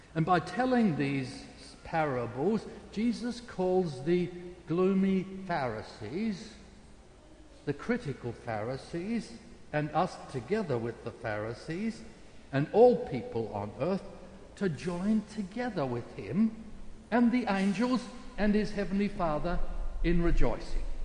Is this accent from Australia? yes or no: yes; South Australia, Australia; South Australia, my home state